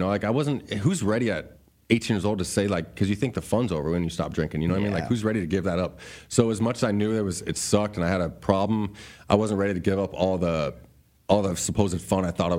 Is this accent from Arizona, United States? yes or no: yes; Ahwatukee, Arizona, United States; I was from Ahwatukee. I wasn't from a gang member.